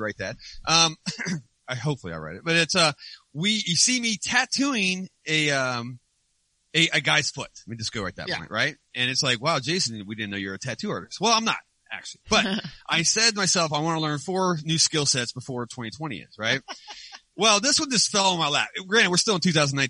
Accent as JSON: {"language": "English", "region": "West Virginia", "country": "United States", "said": "I'm from West Virginia"}